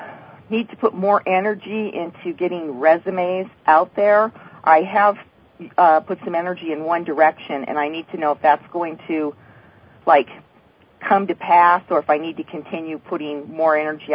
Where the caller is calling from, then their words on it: California, United States; I'm calling from California.